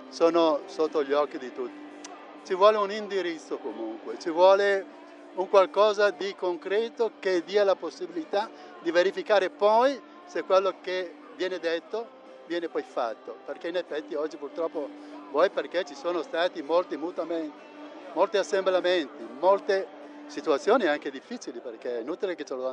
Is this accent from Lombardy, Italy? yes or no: yes; Bergamo, Lombardy, Italy; Da Bergamo. Da Bergamo.